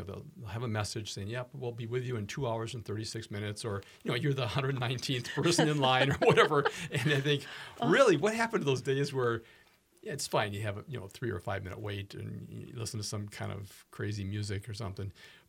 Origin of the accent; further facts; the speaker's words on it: Minneapolis, Minnesota, United States; In Minneapolis versus St. Paul, so mm-hmm. I was born and raised in Minneapolis.